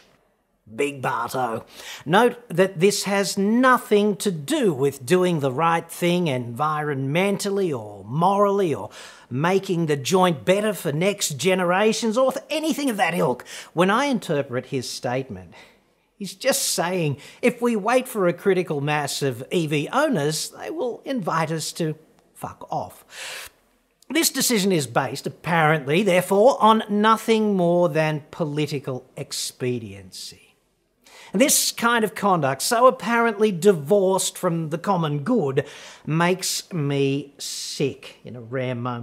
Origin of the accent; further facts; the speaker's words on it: Australia; we proud sons and daughters of bread stealers